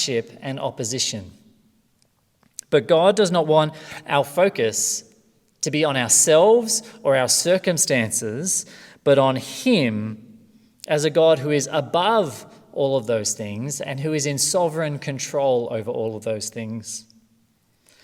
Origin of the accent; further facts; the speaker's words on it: Australia; from Australia.